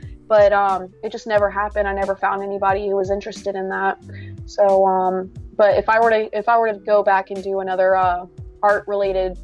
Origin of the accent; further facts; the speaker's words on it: South Carolina, United States; I'm from South Carolina